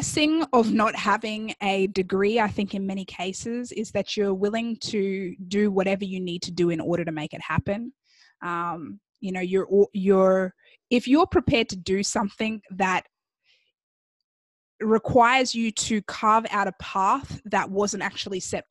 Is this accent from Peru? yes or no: no; Australia; moved away as an adult; also born or lived in Chicago, United States; now in Miami, United States; me growing up in Australia